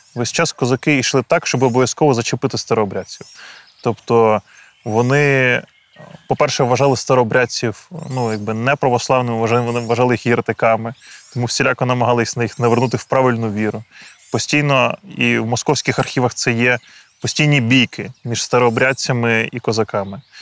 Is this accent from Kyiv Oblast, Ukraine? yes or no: yes; Boyarka, Kyiv Oblast, Ukraine; Я народився у містечку Боярка на Київщині.